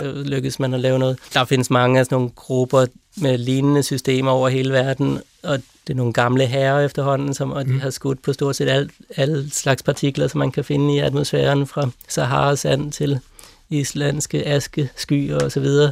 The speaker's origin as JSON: {"language": "Danish", "town": "Copenhagen", "region": "Capital Region of Denmark", "country": "Denmark", "tie": "born or raised there", "moved": "as an adult", "lives_now": "Lund, Sweden", "said": "jeg voksede op der i Vandløse."}